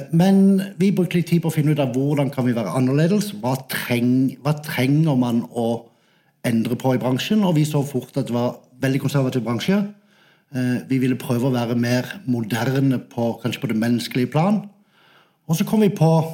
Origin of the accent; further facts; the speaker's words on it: Sørlandet, Southern Norway, Norway; accent: Sørlandet; moved away as an adult; also born or lived in Manchester; jeg er fra Sørlandet